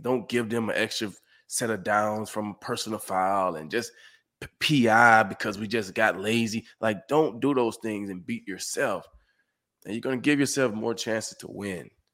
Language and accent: English; Summit, Mississippi, United States; moved away as an adult; also born or lived in Houston / Detroit; Growing up in Summit, Mississippi